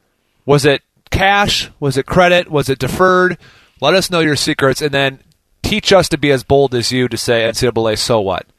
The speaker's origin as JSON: {"language": "English", "region": "Minnesota", "country": "United States", "moved": "yes", "said": "I'm come from Minnesota. It's not a football rich."}